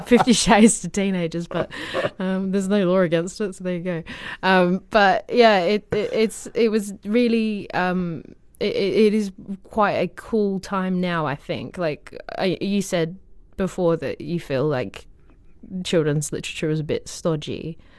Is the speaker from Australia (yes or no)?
yes; Australia; moved away; I'm from Australia